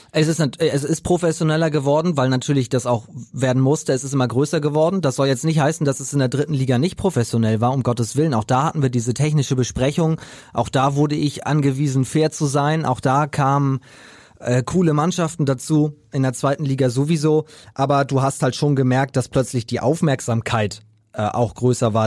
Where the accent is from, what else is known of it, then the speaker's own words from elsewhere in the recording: Preetz, Schleswig-Holstein, Germany; moved away; also born or lived in Hamburg; in Preetz in meiner Heimat